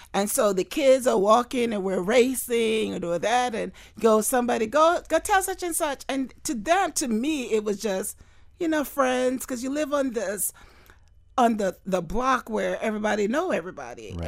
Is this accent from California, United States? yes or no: no; Fort Lauderdale, Florida, United States; I grew up in Fort Lauderdale